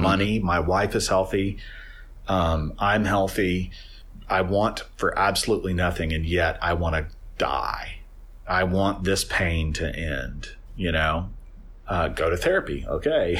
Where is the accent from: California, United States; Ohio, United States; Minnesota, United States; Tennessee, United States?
Tennessee, United States; Nashville; there were a handful of us from Nashville